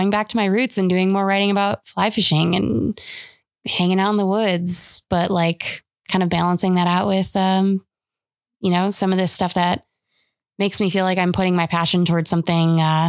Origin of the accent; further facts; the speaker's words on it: Michigan, United States; moved away; Growing up in Michigan.